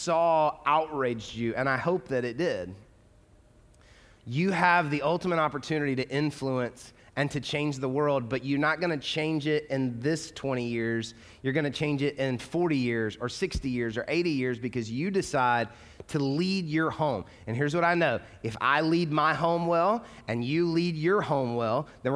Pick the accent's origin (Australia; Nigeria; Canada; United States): United States; the South; moved away as an adult; now in Louisville, United States; I grew up in the South. I grew up in the like heavy Bible Belt.